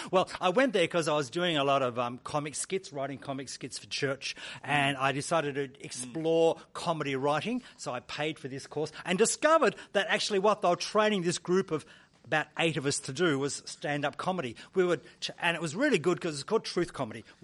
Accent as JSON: {"language": "English", "country": "Hong Kong", "tie": "born there", "said": "I was born in Hong Kong."}